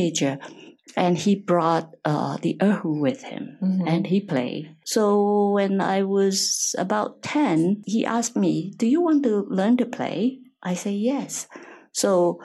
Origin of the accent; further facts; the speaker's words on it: Indonesia; moved away as an adult; also born or lived in Germany; I was born in Indonesia